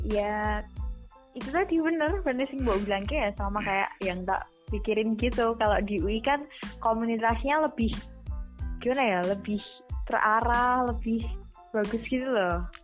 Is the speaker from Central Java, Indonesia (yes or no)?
yes; Sukoharjo, Central Java, Indonesia; aku sih dari Sukoharjo